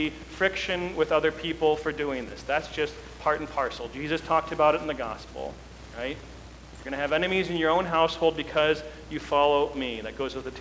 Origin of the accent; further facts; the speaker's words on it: United States; our lives as American citizens